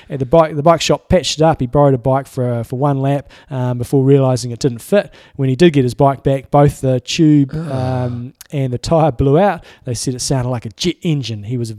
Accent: Allentown, Pennsylvania, United States; So I'm from Allentown, Pennsylvania.

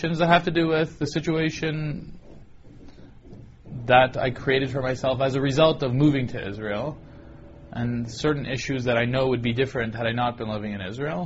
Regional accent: Toronto, Ontario, Canada; growing up in Toronto, attending the 8th grade

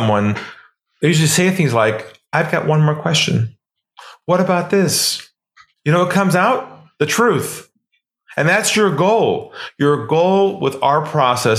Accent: California, United States; moved away as an adult; now in Sydney, Australia; I'm originally from California. I now live in Australia, in Sydney, Australia

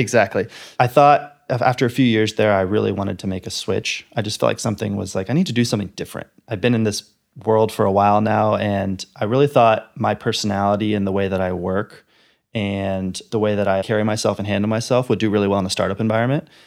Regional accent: Bay Area, Silicon Valley, California, United States; also born or lived in Los Angeles, California; I grew up in the Bay Area, so I kinda grew up in the tech world. I grew up in Silicon Valley

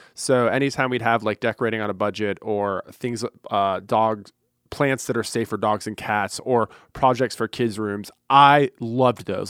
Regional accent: Fort Lauderdale, Florida, United States; born and raised in Fort Lauderdale

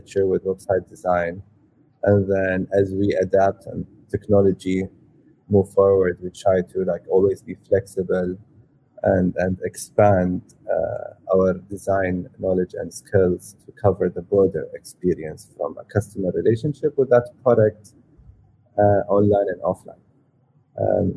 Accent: Saudi Arabia; moved away as an adult; also born or lived in United Kingdom / California; I'm first born and raised in Saudi, and grew up all my childhood there, and then moved to the UK to kind of study and do my university.

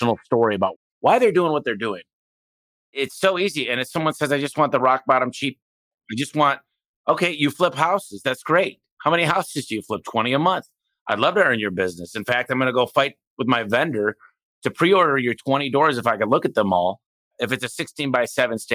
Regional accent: Detroit, Michigan, United States; moved away; I came from Detroit. I didn't have a lot

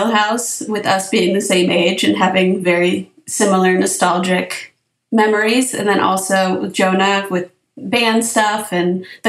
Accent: Orange County, California, United States; I grew up in Orange County.

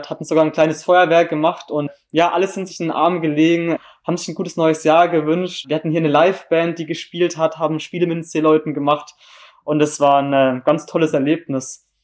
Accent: Wittenweier, Baden-Württemberg, Germany; now in Hamburg, Germany; komme aus Wittenweier. Das ist ein kleines Dorf in der Nähe von Freiburg im Breisgau. Also ich komme ganz aus dem Süden.

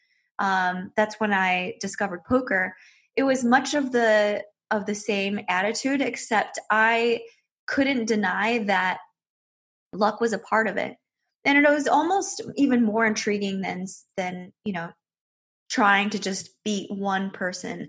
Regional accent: Michigan, United States; moved away as an adult; now in Las Vegas, United States; I grew up in Michigan

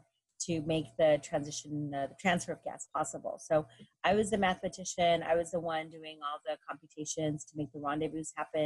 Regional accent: Texas, United States; I am the daughter of Mexican immigrants, so that we had no history of serving since my parents pretty much just arrived from Mexico and I was born in Texas

